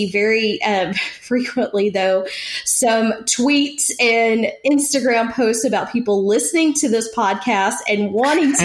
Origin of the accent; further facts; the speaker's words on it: East Texas, United States; accent: East Texas; my East Texas accent